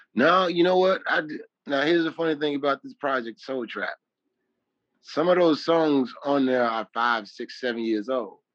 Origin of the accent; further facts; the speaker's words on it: Chicago, Illinois, United States; I'm from Chicago